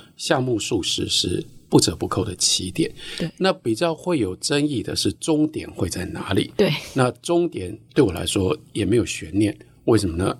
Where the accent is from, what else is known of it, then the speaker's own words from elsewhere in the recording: Taiwan; also born or lived in United States; 作为一个台湾人，嗯。呃，我们跟日本有 这么多千丝万缕的关系